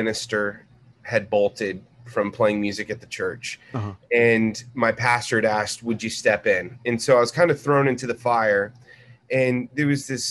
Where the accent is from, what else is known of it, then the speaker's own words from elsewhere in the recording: Corpus Christi, Texas, United States; now in Dallas, United States; I grew up in Corpus Christi.